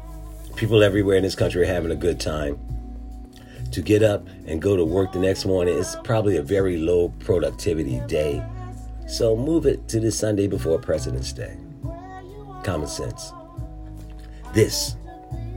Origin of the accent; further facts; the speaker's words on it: Philadelphia, Pennsylvania, United States; I'm from Philadelphia.